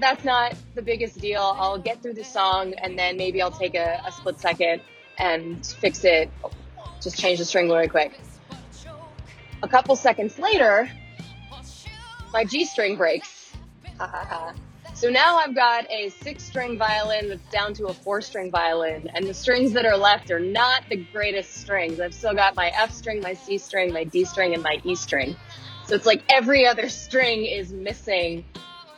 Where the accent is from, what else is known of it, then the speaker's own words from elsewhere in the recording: Pacific Grove, California, United States; my hometown called the Feast of Lanterns